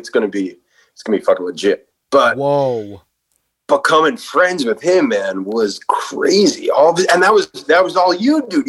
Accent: New York City, New York, United States; We're both from the Bronx.

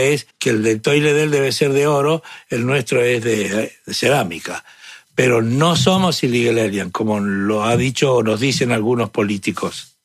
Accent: Argentina; moved away as an adult; now in Houston, United States; yo soy argentino de nacimiento, de sangre italiana y ciudadano de los Estados Unidos de Norteamérica

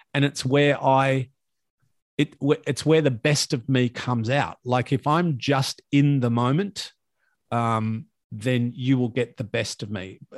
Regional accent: Latrobe Valley, Victoria, Australia; when I grew up in Latrobe Valley

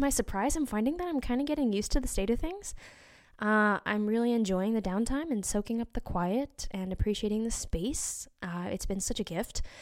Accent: Utah, United States; born or raised there; moved away

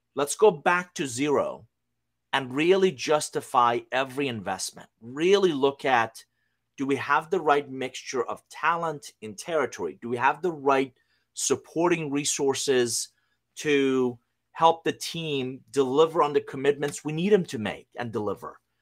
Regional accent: Iran; English is a second language; also born or lived in United States; now in Atlanta, United States; I'm originally from Iran. Uh, I came to the U S in nineteen eighty-one with a suitcase, a hundred bucks, didn't know anybody, didn't speak a word of English.

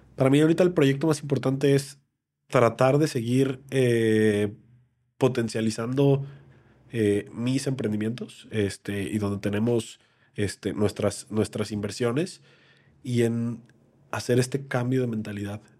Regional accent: Mexico

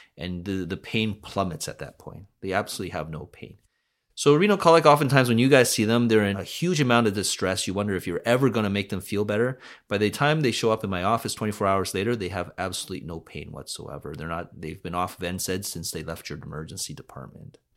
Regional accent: Vancouver, British Columbia, Canada; also born or lived in North Delta / Hamilton; Born and raised in Vancouver, uh, grew up in North Delta

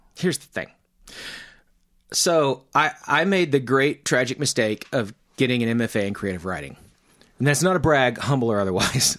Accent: Mena, Arkansas, United States; I come from Mena

